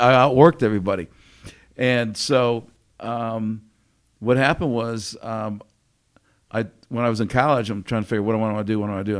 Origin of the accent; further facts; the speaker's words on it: Connecticut, United States; I grew up in Connecticut